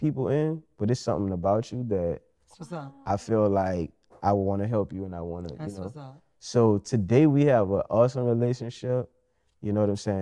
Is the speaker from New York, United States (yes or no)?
no; New Orleans, Louisiana, United States; accent: New Orleans; my New Orleans accent.